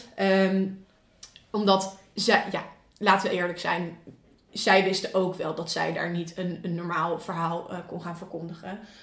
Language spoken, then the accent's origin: Dutch; Leusden, Utrecht, Netherlands; moved away; Ik kom uit Leusden.